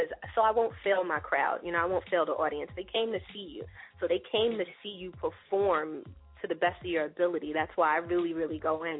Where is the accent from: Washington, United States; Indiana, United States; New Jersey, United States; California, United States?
New Jersey, United States; moved away as an adult; also born or lived in Brooklyn, New York; now in New York, United States; I'm a Jersey girl. That's where my roots are. My roots are all in Jersey. Grew up there, went to school there.